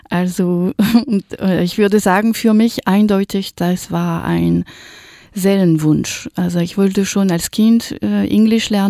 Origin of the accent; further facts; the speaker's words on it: Paris, Île-de-France, France; German is a second language; moved away as an adult; also born or lived in United States; now in Hamburg, Germany; Ich komme aus Frankreich, aus Paris. Und bevor ich nach Hamburg gezogen bin, hatte ich ähm, als Au-pair-Mädchen jeweils ein Jahr in Hamburg und in den USA verbracht.